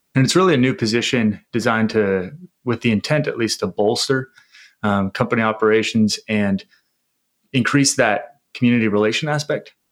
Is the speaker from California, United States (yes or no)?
yes; San Diego, California, United States; I was born and raised in San Diego, uh, California